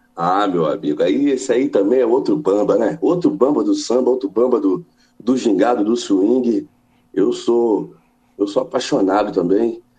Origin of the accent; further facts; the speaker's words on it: Rio de Janeiro, Brazil; also born or lived in São Paulo; Eu, eu, eu fui crescer, eu cresci no Rio de Janeiro, mas eu nasci em São Paulo